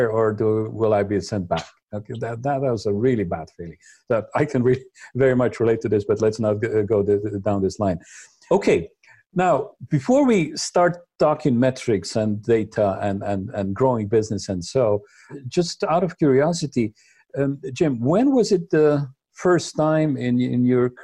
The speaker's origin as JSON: {"language": "English", "country": "Slovenia", "also_born_or_lived": "St. Louis, United States", "moved": "as an adult", "lives_now": "Germany", "said": "I come from Slovenia"}